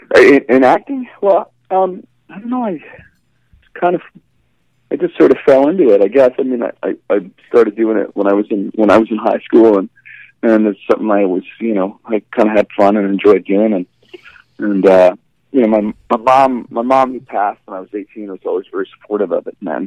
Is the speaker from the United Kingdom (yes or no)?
no; Vancouver, British Columbia, Canada; I'm from Vancouver in Canada